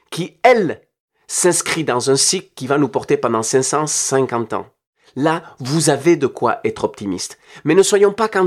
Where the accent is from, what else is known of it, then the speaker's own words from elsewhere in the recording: Nouvelle-Aquitaine, France; Je viens du Pays basque et j'ai vécu dans mes tripes ce qui est une société divisée par le terrorisme et l'approche révolutionnaire violente.